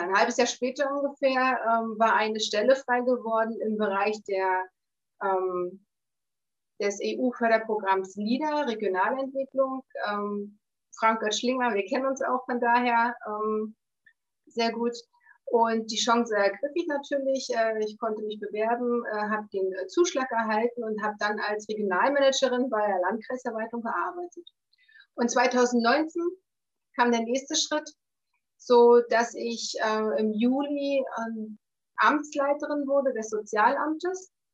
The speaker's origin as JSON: {"language": "German", "town": "Wolgast", "region": "Mecklenburg-Vorpommern", "country": "Germany", "tie": "born or raised there", "said": "Ich bin in Wolgast in Vorpommern geboren bin aufgewachsen in Wolgast zur Schule gegangen."}